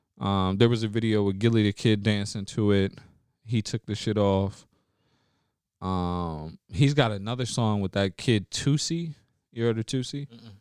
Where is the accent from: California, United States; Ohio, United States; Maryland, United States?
Maryland, United States; Baltimore; I grew up in Baltimore, Maryland.